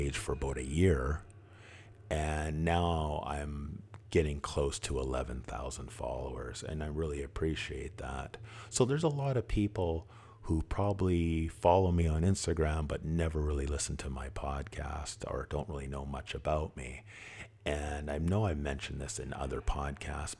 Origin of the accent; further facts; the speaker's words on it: Vancouver, British Columbia, Canada; I grew up in East Vancouver